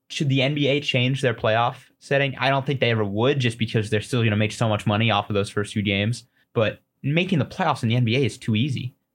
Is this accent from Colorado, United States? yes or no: yes; Colorado, United States